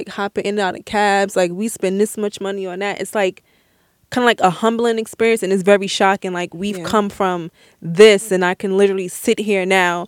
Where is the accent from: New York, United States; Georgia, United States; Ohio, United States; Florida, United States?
New York, United States; New York City; I grew up in Brownsville.